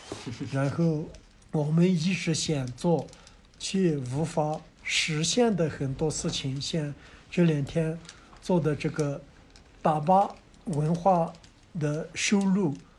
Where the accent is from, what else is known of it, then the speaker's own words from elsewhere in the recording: China; 我是土生土长的卢克夫摩梭人